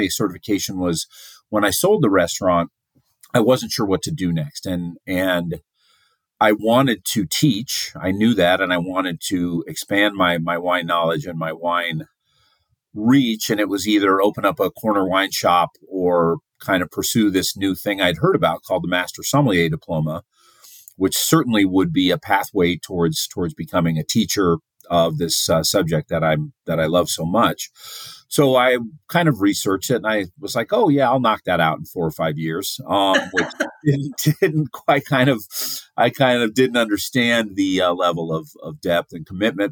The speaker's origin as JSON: {"language": "English", "region": "Alaska", "country": "United States", "tie": "born or raised there", "also_born_or_lived": "Southern California / Juneau / Anchorage", "said": "I was born in Southern California, but grew up in Alaska, because somebody has to be from there. And so I grew up in Juneau and Anchorage"}